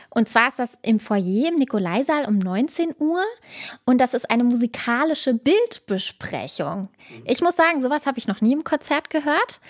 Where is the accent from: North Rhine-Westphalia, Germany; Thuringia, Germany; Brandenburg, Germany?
Brandenburg, Germany; Fürstenberg; Ich komme aus Fürstenberg